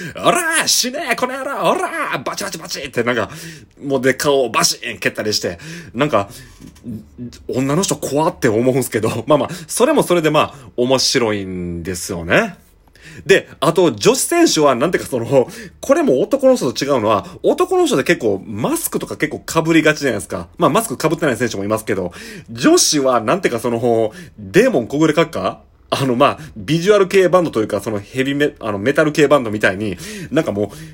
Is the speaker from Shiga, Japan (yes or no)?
yes; Shiga, Japan; now in Kobe, Japan; 僕はあの滋賀県出身でして、今神戸に住んでる